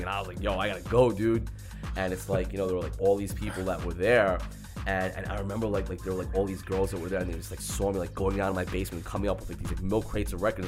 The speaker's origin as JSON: {"language": "English", "town": "New York City", "region": "New York", "country": "United States", "tie": "born or raised there", "said": "growing up in Queens"}